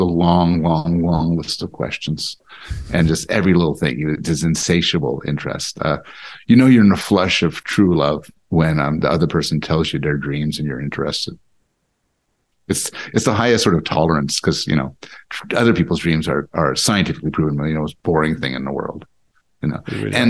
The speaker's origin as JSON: {"language": "English", "town": "Montreal", "region": "Quebec", "country": "Canada", "tie": "born or raised there", "also_born_or_lived": "Boston, United States / United States", "said": "I was born in Montreal, born and raised in Canada, now back to Canada. But my mother was American, and I spent sort of half my existence in Boston."}